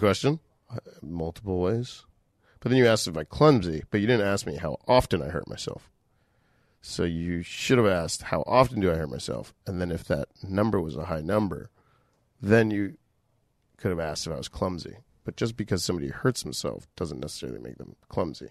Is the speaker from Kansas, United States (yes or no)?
no; Boca Raton, Florida, United States; moved away; growing up in Florida, being very bored